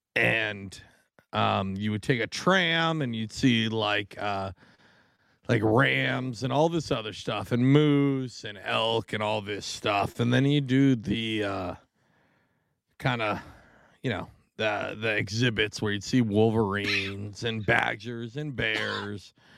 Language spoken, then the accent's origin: English; Washington, United States; moved away; I grew up in Washington